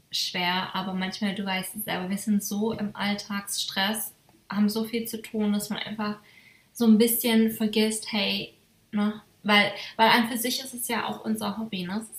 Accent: Germany; moved away; also born or lived in Berlin

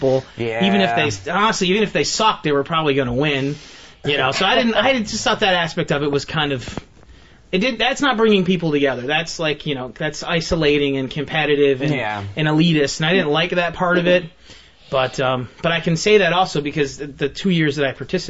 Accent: Albany, New York, United States; now in Buffalo, United States; I'm originally from Albany

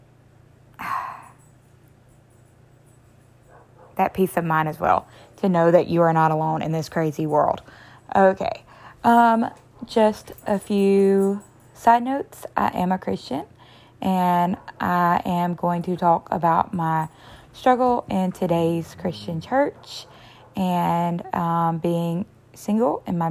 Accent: the South, United States; I am from the South.

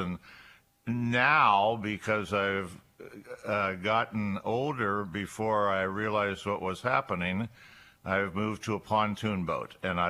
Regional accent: Erie, Pennsylvania, United States; moved away as an adult; also born or lived in Linesville, Pennsylvania / Olean, New York; I was born in Erie. And I'm a Bay Rat, as some people refer to us as. And I graduated from Strong Vincent in 1965, proud colonel.

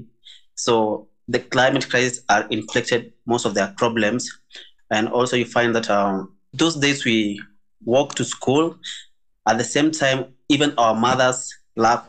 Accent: Maasai, Kenya; I'm from the Maasai community

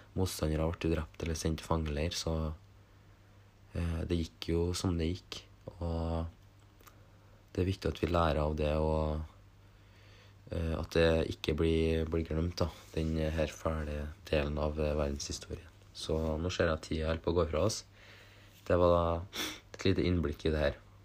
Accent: Norway; vi vokste opp i Norge

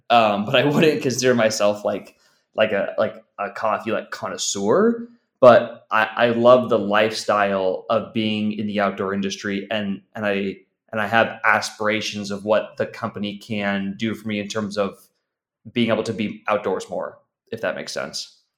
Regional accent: San Diego, California, United States; I'm originally from from San Diego, still living in in in San Diego

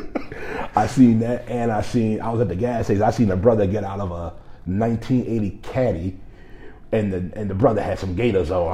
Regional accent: Gary, Indiana, United States; grew up in Gary, Indiana

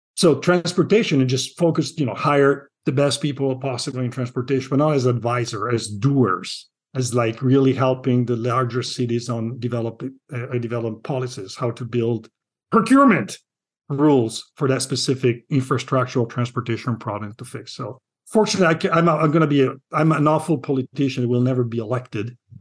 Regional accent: Milan, Lombardy, Italy; moved away as an adult; now in Seattle, United States; I'm from Milan

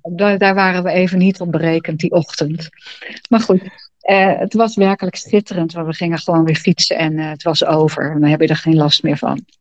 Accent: Netherlands; also born or lived in Pijnacker

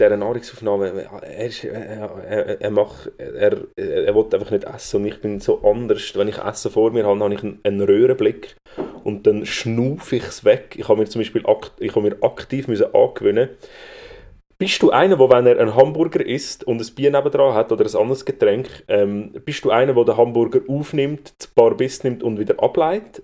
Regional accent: Zurich, Switzerland; ich als Zürcher

